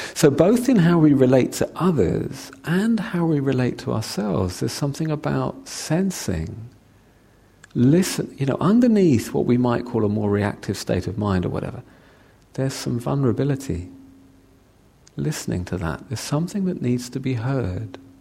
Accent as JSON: {"language": "English", "region": "London", "country": "United Kingdom", "said": "I'm a Londoner"}